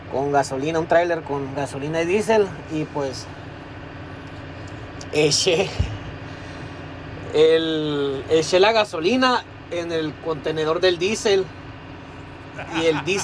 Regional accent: United States; Pues soy de Estados Unidos, pero como tengo familia en Mexicali

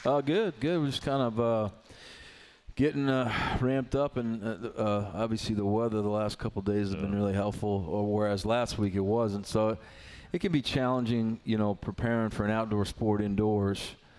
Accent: New York, United States; now in Blacksburg, United States; I grew up in New York in the in the 70s and 80s

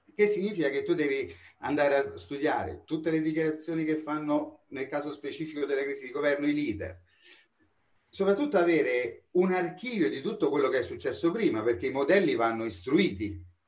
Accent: Rome, Lazio, Italy; Io sono romano della Garbatella

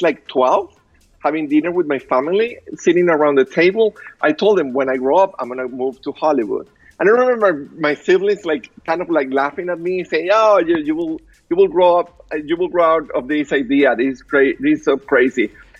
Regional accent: Caracas, Capital District, Venezuela; English is a second language; moved away as an adult; also born or lived in Miami, United States; now in Los Angeles, United States; I'm originally from Caracas, Venezuela. I moved to the United States 24 years ago, almost 25 years ago.

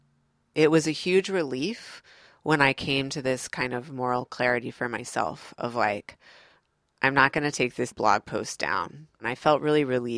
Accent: Midwest, United States; moved away as an adult; also born or lived in New York City; now in North Carolina, United States; my family is from the South. I grew up in the Midwest

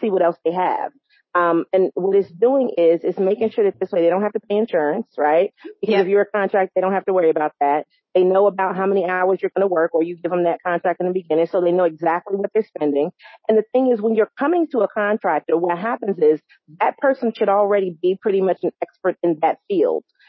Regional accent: New York, United States; now in North Carolina, United States; I am from New York

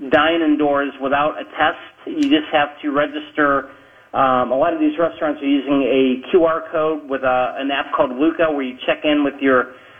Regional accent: Middleburg Heights, Ohio, United States; moved away as an adult; now in Germany; I'm from Cleveland. I'm from Middleburg Heights

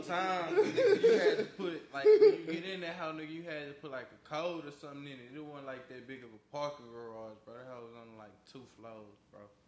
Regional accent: Studewood, Texas, United States; I'm from Studewood

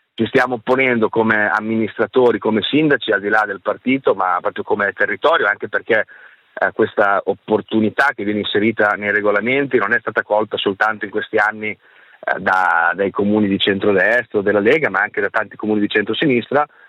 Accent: Ferrara, Emilia-Romagna, Italy; Vittorio Sgarbi, che è ferrarese come me

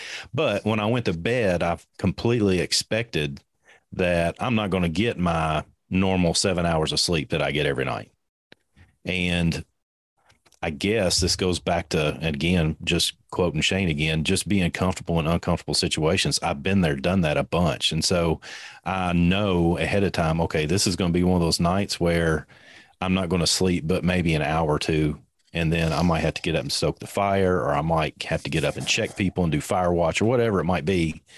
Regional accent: Kentucky, United States; I'm from Kentucky.

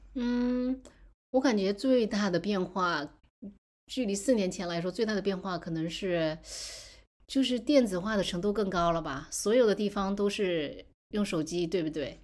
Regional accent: Fujian, China; now in United States; 在福建，我的老家是福建，在福建我们吃了各种海鲜

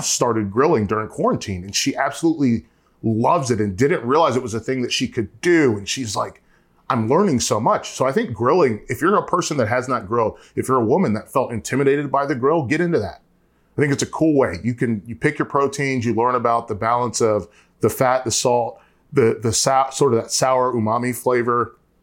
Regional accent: North Carolina, United States; I'm from North Carolina

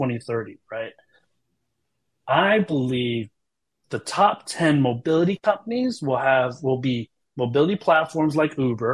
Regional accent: United States; moved away as an adult; also born or lived in China; being American and having lived in China for so long

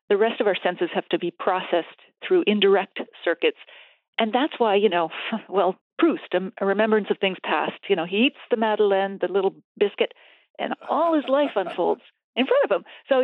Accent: East Coast, United States; I grew up in the East Coast, Scottish family, so it was beer and whiskey on the table.

